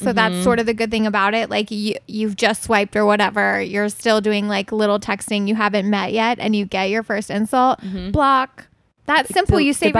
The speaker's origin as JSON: {"language": "English", "region": "Kentucky", "country": "United States", "said": "I'm nothing. I'm from Kentucky. I'm just a white girl."}